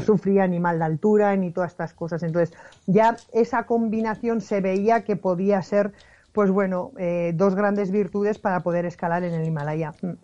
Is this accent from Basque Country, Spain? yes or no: yes; Basque Country, Spain; yo soy del País Vasco